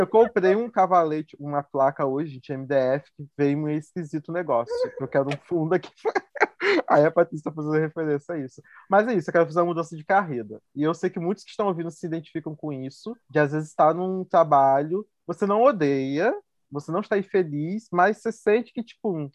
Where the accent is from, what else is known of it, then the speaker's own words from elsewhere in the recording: Campos dos Goytacazes, Rio de Janeiro, Brazil; moved away as an adult; now in Belo Horizonte, Brazil; eu sou de Campos do no Rio